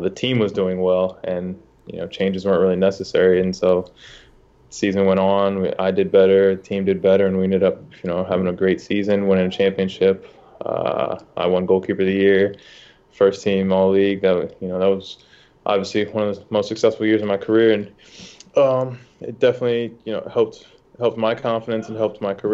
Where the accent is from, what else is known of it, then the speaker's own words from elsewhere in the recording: Charlotte, North Carolina, United States; also born or lived in Ohio; born in Ohio, grew up in Charlotte for, for most of my life. Went to went to middle school, high school here.